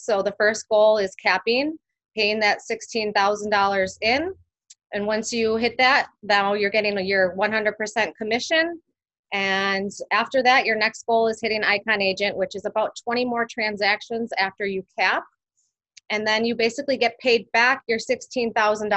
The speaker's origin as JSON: {"language": "English", "town": "West Allis", "region": "Wisconsin", "country": "United States", "tie": "born or raised there", "said": "I was born in West Allis, Wisconsin. Born and raised. My parents still live in the same house that I grew up"}